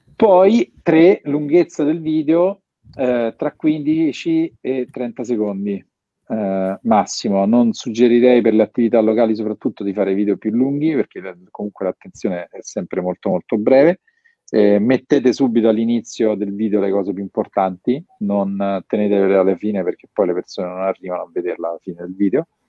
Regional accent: Rome, Lazio, Italy; pur essendo romano

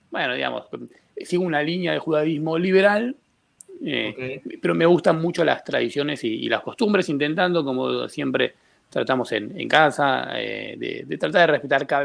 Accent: Buenos Aires, Argentina; accent: Argentine; Que soy argentino, se me nota en el hablar.

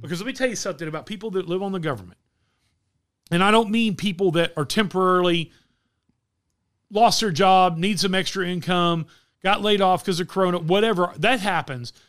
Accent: Wichita Falls, Texas, United States; Mike and I grew up in Wichita Falls, Texas

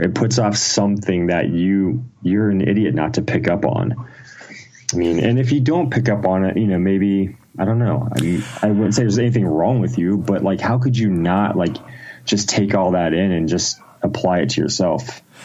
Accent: Ohio, United States; I was born in Ohio, small town in Ohio. I've kind of lived in Ohio most of my life

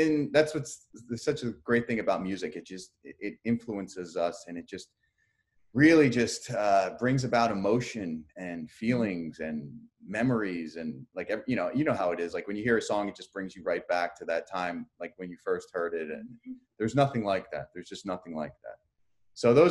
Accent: New Jersey, United States; I'm from Jersey

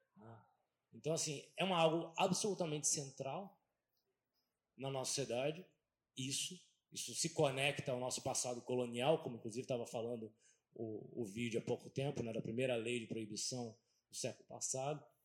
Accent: Brazil; a gente vive no Brasil

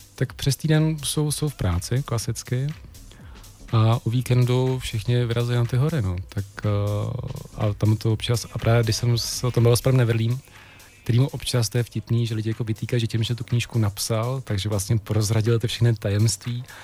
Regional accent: Jablonec nad Nisou, Liberec Region, Czechia; moved away as an adult; also born or lived in Serbia / Prague; já jsem z Jablonce

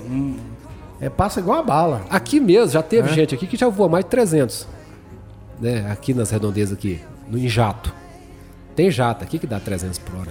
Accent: Goiânia, Goiás, Brazil; now in Anápolis, Brazil; eu sou de Goiânia, então a minha família é de Goiânia

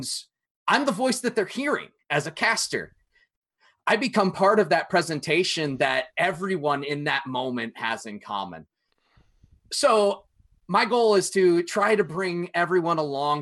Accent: Hartford, Connecticut, United States; I grew up in Connecticut near Hartford

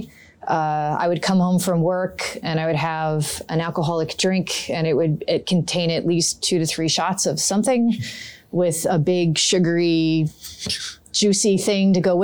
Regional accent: High Bridge, New Jersey, United States; I'm from New Jersey. Grew up here. My parents still live in the house I grew up in out in Hunterdon County, a little town called Highbridge

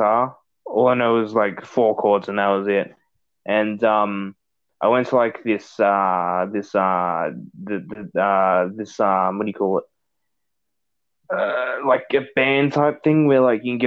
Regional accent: Australia; I'm Australian.

